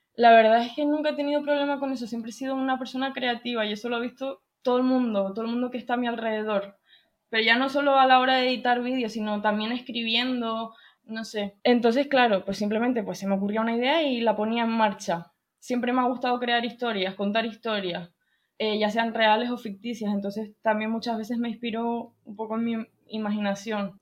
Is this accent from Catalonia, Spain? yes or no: no; Tenerife, Canary Islands, Spain; tengo 21 años, soy de Tenerife